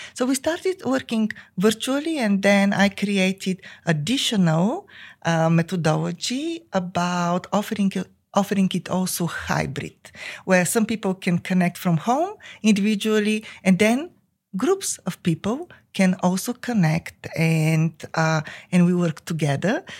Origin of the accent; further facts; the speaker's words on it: Bulgaria; English is a second language; moved away as an adult; now in United States; I came from Bulgaria with two master's degrees